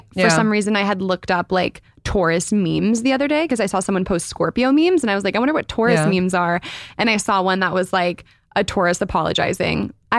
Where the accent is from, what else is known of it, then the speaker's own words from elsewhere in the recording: Northern California, United States; also born or lived in Chicago; I'm 25. I'm from Northern California. Born in Chicago, but raised in NorCal.